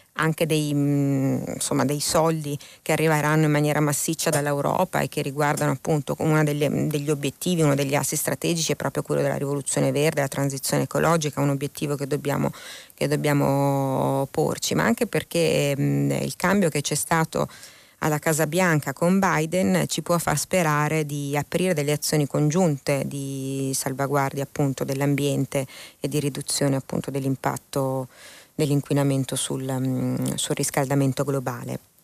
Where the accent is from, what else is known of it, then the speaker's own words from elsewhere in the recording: Milan, Lombardy, Italy; sono originaria di quella regione, visto che sono di Milano